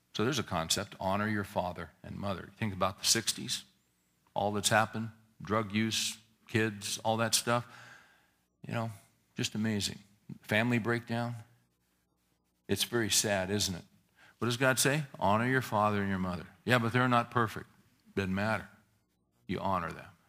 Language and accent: English; Northern California, United States; I grew up in Northern California in the sixties